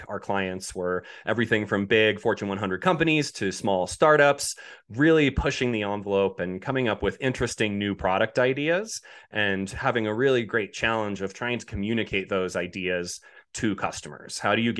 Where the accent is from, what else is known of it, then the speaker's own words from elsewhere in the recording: Boulder, Colorado, United States; moving to Boulder, Colorado, which is where I grew up in Colorado, wanted to return home, got homesick after being away for 12 years